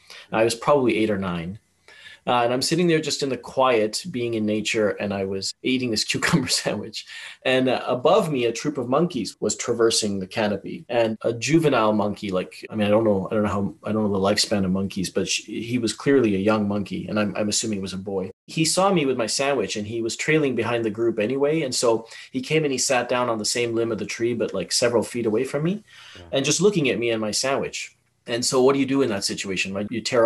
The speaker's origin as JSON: {"language": "English", "country": "Tanzania", "tie": "born or raised there", "also_born_or_lived": "Malawi / Zambia / Yemen / United Kingdom", "lives_now": "Canada", "said": "I was raised in Tanzania, lived in Malawi, Zambia, Yemen, the United Kingdom, Europe, and Canada, obviously."}